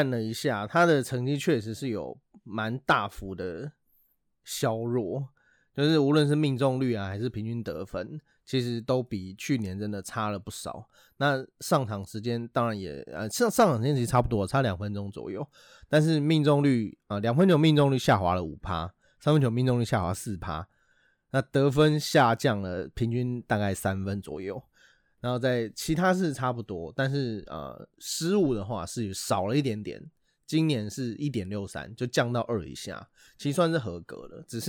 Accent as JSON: {"language": "Chinese", "region": "Taipei", "country": "Taiwan", "said": "对，，我们都是台北人"}